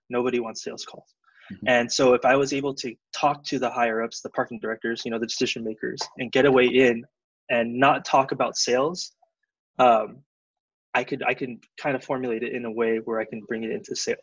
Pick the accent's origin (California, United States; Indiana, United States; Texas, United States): California, United States; Southern; also born or lived in Davis, California; I'm from originally from SoCal